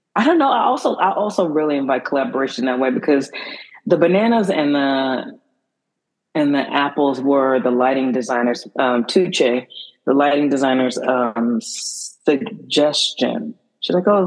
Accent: Houston, Texas, United States; now in New York, United States; I'm from the South. I'm from Houston, so um, I'm on the Gulf

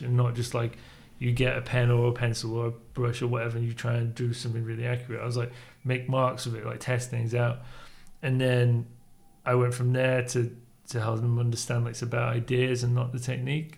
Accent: Leeds, Yorkshire and the Humber, United Kingdom; also born or lived in Spain; I grew up in Leeds.

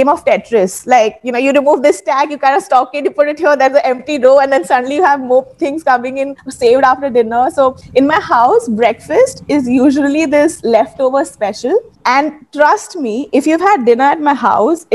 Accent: Mumbai, Maharashtra, India; I've been born and brought up in Bombay

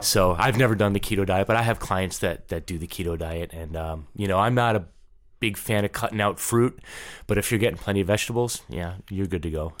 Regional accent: New York, United States; also born or lived in Los Angeles / Saint Louis; now in St. Louis, United States; I'm from New York, so I was raised there

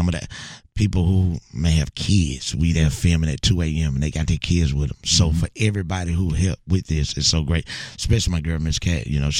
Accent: Bogalusa, Louisiana, United States; moved away as an adult; also born or lived in Lafayette, Louisiana; now in Houston, United States; I am originally from Bogalusa, Louisiana, right outside of New Orleans.

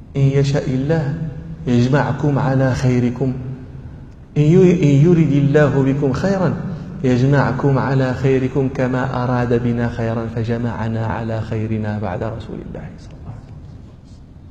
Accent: Morocco; عندنا في المغرب

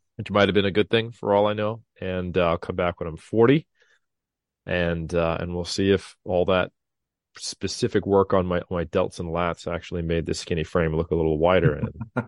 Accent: Sacramento, California, United States; my hometown of Sacramento, literally fifteen, twenty minutes from my house tops

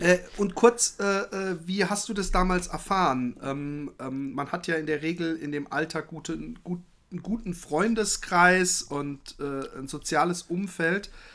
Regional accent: Germany; accent: German; moved away as an adult; now in Netherlands; habe ich einen, auf jeden Fall einen deutschen Akzent

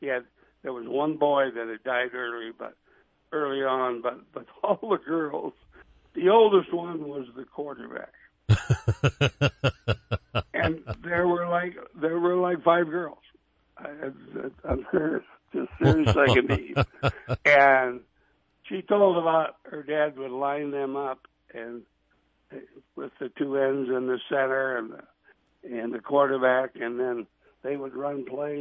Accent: White Lake, South Dakota, United States; Well, for a lot of years I lived on both sides. I lived on two different sides of the park.

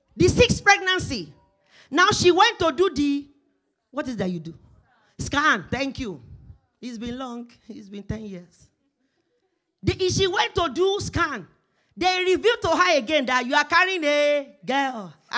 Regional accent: Nigeria; moved away as an adult; now in Canada; when I was coming from Nigeria

